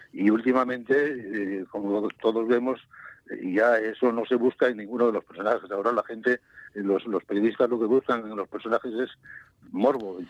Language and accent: Spanish; Colunga, Asturias, Spain; moved away as an adult; also born or lived in Madrid; la Cepada es donde yo nací